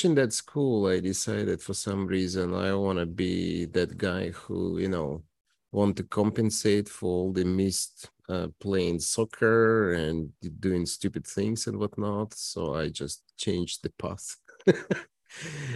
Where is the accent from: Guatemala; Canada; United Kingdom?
Canada; Toronto, Ontario; now in Regina, Canada; I am from Toronto